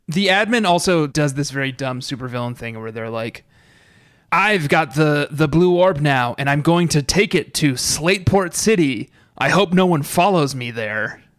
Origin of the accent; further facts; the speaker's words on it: Colorado, United States; I'm from, uh, Colorado